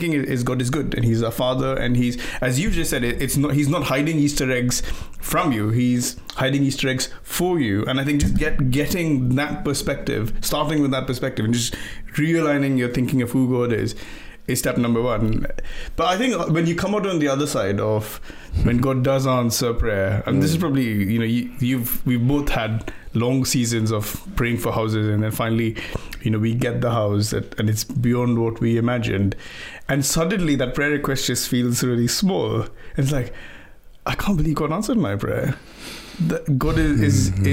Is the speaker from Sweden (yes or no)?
no; India; now in England; I grew up in India, and every time I go to visit, and I've moved to England, when I go back home to visit India